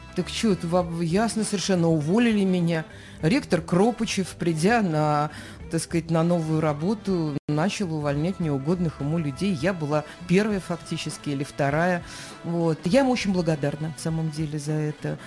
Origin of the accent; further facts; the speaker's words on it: Chudovo, Novgorod Oblast, Russia; now in Saint Petersburg, Russia; Энергия моя из Чудога Новгородской области, откуда я родом, от мамы и папы